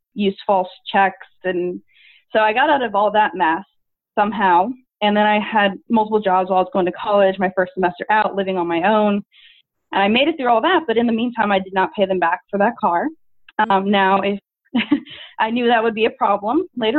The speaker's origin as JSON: {"language": "English", "town": "Tampa", "region": "Florida", "country": "United States", "tie": "born or raised there", "also_born_or_lived": "Orlando", "said": "I moved out and went to from Tampa area to Orlando. So it wasn't too far away, but just far enough away where I didn't live at home"}